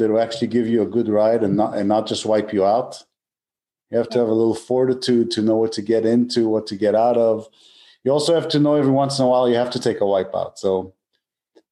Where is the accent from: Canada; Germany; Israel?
Israel; moved away; also born or lived in Dallas, Texas; I grew up surfing in Israel